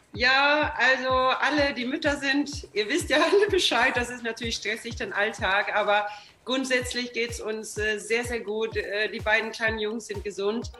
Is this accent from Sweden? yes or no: yes; Sweden; now in Germany; ich komme aus Schweden